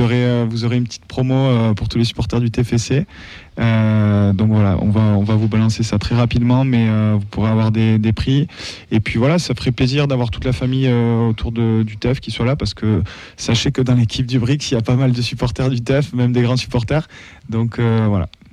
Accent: Toulouse, Occitania, France; je suis né à Toulouse

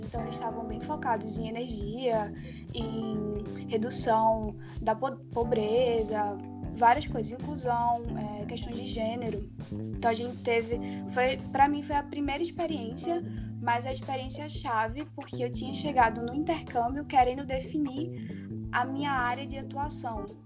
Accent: Recife, Pernambuco, Brazil; sou de Recife

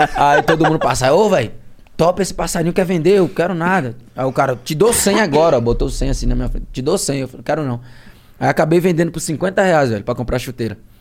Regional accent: Penedo, Alagoas, Brazil; now in Santos, Brazil; do interior de Alagoas, a cidade do, do Carlinho Maia, né, que é meu conterrâneo

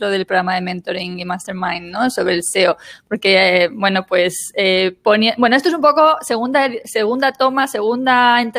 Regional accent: Spain; yo soy profesora de español, soy española, profesora de español para alemanes

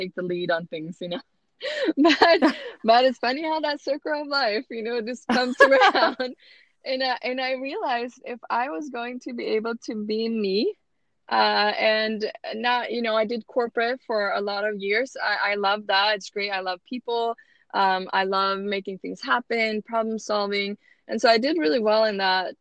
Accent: Sweden; English is a second language; moved away as an adult; also born or lived in Utah; now in United States; I was born and raised in Sweden

